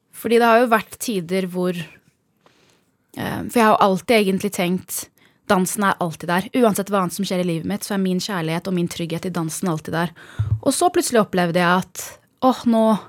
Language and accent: Norwegian; Norway; moved away as an adult; also born or lived in Bærum / United States; Vi kommer fra Norge